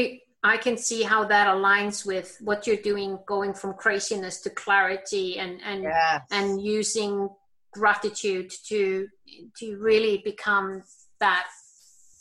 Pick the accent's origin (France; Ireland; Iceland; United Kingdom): Iceland; I'm born and raised in Iceland